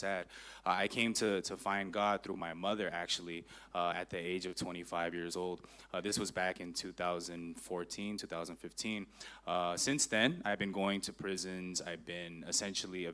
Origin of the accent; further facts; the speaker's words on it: Los Angeles, California, United States; I'm from Los Angeles, California. I grew up on the east side